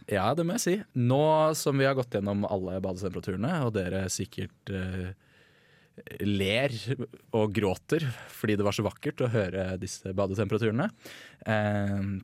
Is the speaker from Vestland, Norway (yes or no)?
no; Bærum, Akershus, Norway; also born or lived in Red Lake Falls, Minnesota, United States; jeg er jo fra Bærum